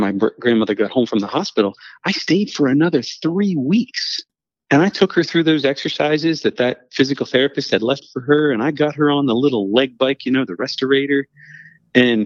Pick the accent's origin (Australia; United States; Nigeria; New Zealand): United States; Hagerstown, Maryland; I grew up on a large dairy farm in Western Maryland, in Hagerstown, Maryland.